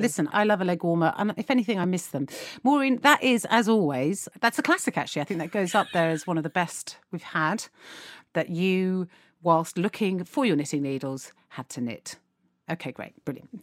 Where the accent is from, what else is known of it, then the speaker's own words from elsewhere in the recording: United Kingdom; One thing that can be said about the British is we are a constantly optimistic